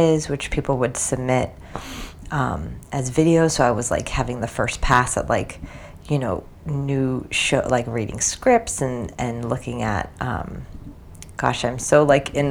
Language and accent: English; New Jersey, United States; moved away as an adult; also born or lived in New York City, United States / China; I grew up in New Jersey